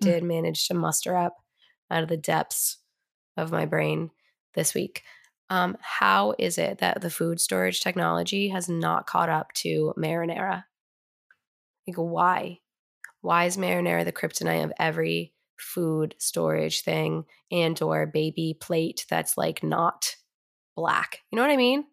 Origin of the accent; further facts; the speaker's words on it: Vermont, United States; Growing up in Vermont